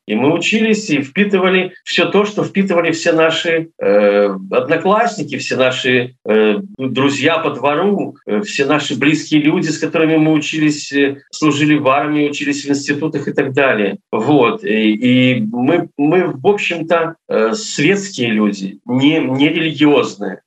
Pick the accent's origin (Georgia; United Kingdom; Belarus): Belarus; ментально я белорус